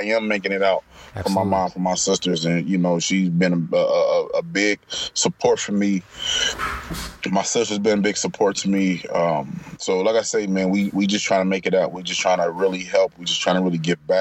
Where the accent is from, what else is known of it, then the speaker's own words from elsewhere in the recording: Topeka, Kansas, United States; We moved to Topeka, Kansas